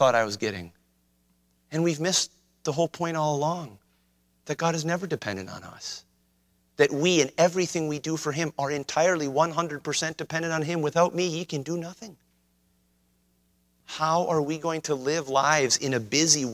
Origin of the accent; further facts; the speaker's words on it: White Bear Lake, Minnesota, United States; I grew up on White Bear Lake